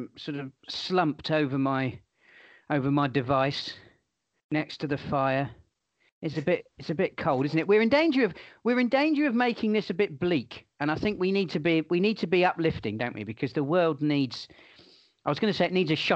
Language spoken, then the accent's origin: English; Portsmouth, South East England, United Kingdom; my hometown club, Portsmouth